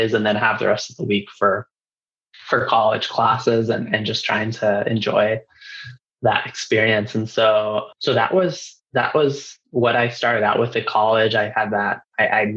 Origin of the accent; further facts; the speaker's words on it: Reno, Nevada, United States; I was born and raised in Reno, Nevada, and I actually stayed local